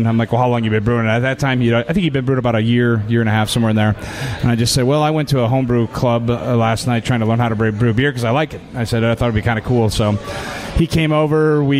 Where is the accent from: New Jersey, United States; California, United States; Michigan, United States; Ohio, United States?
Michigan, United States; Detroit; now in Indiana, United States; I've been in Indiana. I'm originally from Detroit area, and came in 1996.